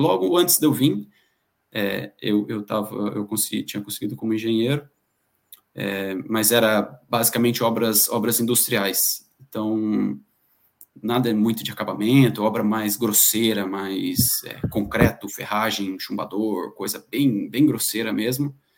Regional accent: Pindamonhangaba, São Paulo, Brazil; moved away as an adult; now in Ireland; eu sou natural de Pindamonhangaba, interior de São Paulo. Bom, existe, é a cidade do carteiro do Chaves.

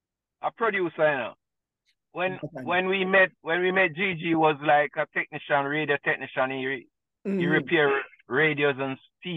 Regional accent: May Pen, Clarendon, Jamaica; Well, it was the regular thing, you know. Boys will be boys.

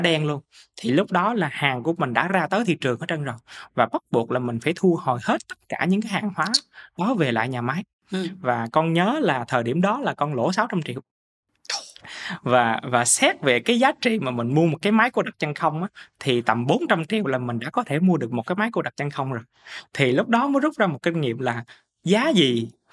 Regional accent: Mekong Delta, Vietnam; quê hương của miền Tây của mình

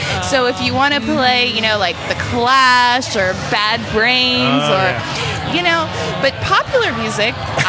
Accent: Tampa, Florida, United States

